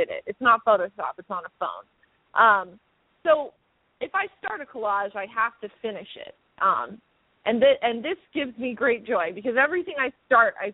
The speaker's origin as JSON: {"language": "English", "town": "Los Angeles", "region": "California", "country": "United States", "said": "I'm from L.A. I'm from the Valley."}